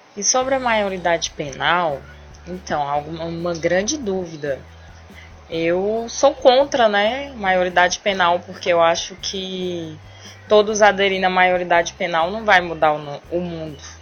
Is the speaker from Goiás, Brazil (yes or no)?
yes; Quilombo Kalunga, Goiás, Brazil; eu sou do Quilombo Calunga